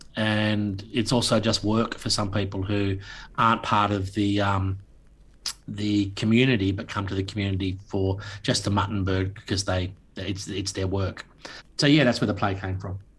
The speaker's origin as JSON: {"language": "English", "town": "Launceston", "region": "Tasmania", "country": "Australia", "tie": "born or raised there", "also_born_or_lived": "Newcastle, New South Wales", "said": "I grew up, my formative years from a young kid were in Launceston, Tasmania, up until the end of my schooling"}